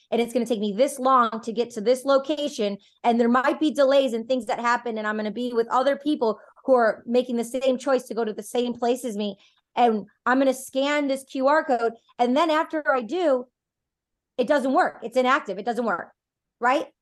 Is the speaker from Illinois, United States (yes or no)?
no; Detroit, Michigan, United States; I'm personally from Detroit.